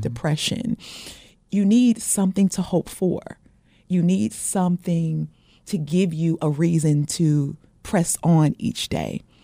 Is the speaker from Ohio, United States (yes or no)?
no; Portland, Oregon, United States; moved away; I'm originally from Portland, Oregon, um, the Great Northwest